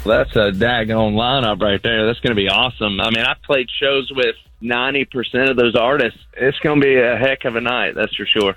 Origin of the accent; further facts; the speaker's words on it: Florida, United States; moved away; come back home to my home state of Florida